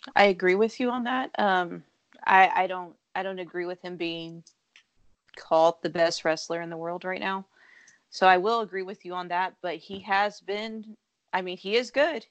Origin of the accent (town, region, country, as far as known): Texas, United States; born or raised there